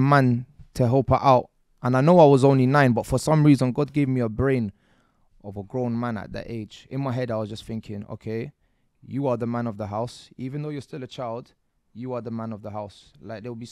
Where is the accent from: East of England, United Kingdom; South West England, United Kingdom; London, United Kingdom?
London, United Kingdom; I was born in Chelsea Hospital.